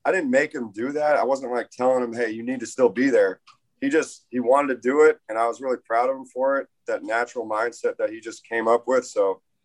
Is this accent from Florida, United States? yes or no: yes; Tampa, Florida, United States; moved away; I grew up in Tampa, Florida